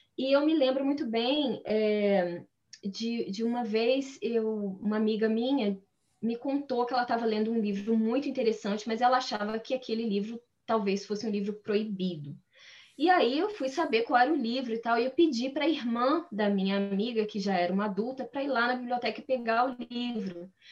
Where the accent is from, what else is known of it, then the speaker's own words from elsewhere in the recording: Guarani, Minas Gerais, Brazil; accent: mineiro; moved away as an adult; also born or lived in Ubá; E eu fui nasci em Ubá, mas assim, dois dias depois eu já estava em Guarani. Eu morei em Guarani, então, até os meus, até terminar o segundo grau